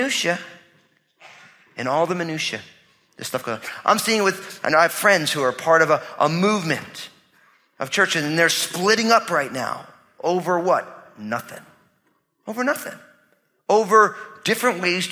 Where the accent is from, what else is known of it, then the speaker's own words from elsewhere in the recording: New Jersey, United States; I'm from New Jersey, so I talk that way to people